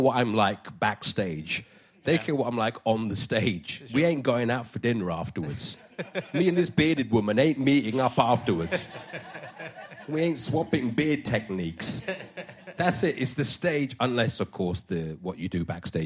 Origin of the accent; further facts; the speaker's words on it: London, United Kingdom; I'm Indian of heritage, but born in London. I'm a North London working-class man, boy then